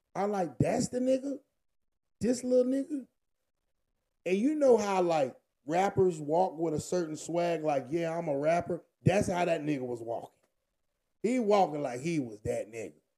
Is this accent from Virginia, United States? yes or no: yes; Virginia, United States; I'm from Virginia.